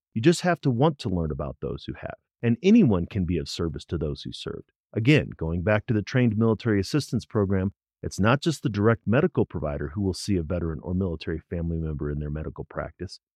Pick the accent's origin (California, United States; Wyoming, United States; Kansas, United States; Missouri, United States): Missouri, United States; St. Louis; I'm from Missouri, but probably not the Missouri you're thinking of. I grew up in Saint Louis